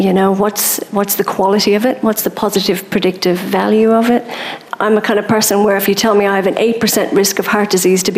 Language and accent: English; Munster, Ireland; I'm from Munster